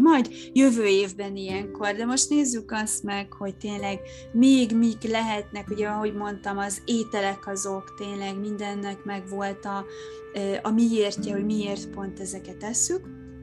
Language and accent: Hungarian; Hungary; now in Budapest, Hungary; én nem tőzsgyökeres fővárosig vagyok, hanem én vidéken nőttem fel